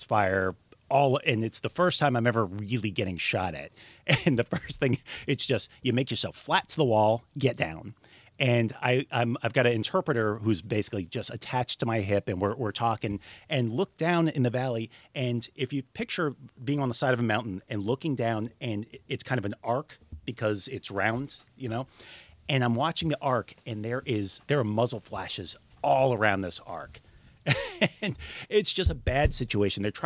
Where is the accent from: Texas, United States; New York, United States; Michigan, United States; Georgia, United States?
New York, United States; Long Island; also born or lived in South Florida / Montgomery, Alabama; now in Florida, United States; originally I grew up on Long Island in New York.